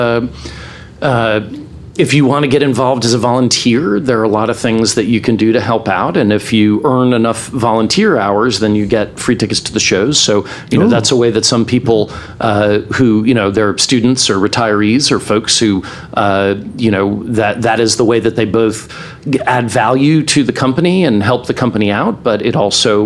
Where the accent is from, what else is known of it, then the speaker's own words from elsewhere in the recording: New York, United States; now in Memphis, United States; as a New Yorker